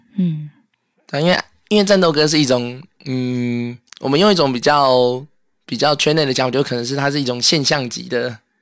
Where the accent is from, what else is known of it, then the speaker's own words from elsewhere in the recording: Taipei, Taiwan; 我本身是台北人嘛